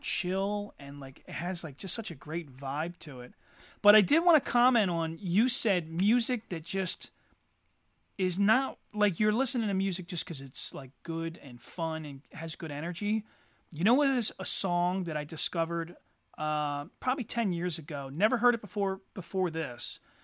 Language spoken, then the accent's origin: English; Eddystone, Pennsylvania, United States; also born or lived in Norwood, Pennsylvania; I always associate Eddie Stone as my childhood